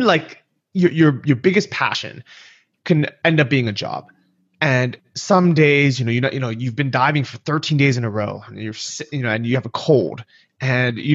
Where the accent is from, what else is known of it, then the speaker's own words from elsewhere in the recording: California, United States; moved away as an adult; also born or lived in San Francisco; now in Chiang Mai, Thailand; I grew up in California, San Francisco and Southern California